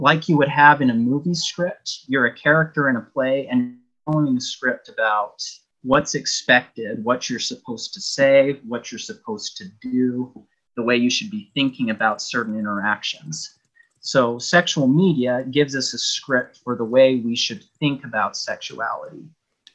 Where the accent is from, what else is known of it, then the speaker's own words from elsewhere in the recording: Michigan, United States; moved away as an adult; also born or lived in Utah / Bulgaria / Provo, Utah; now in Toronto, Canada; I was born in Utah, lived in Michigan a good portion of my life